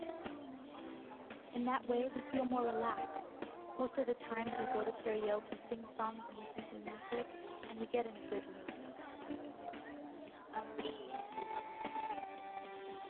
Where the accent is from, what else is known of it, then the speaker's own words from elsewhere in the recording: Shanxi, China; moved away as an adult; now in Shenzhen, China; I'm from the Shanxi province. My family plants corn, patties, and potatoes.